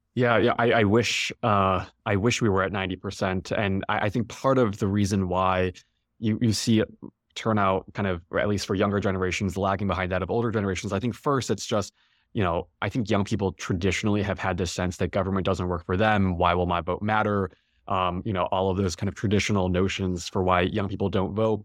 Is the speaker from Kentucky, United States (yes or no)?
no; Chicago, Illinois, United States; I'm from Chicago and I remember seeing the two thousand eight, um, you know, inauguration, uh, in Grant Park, um, from home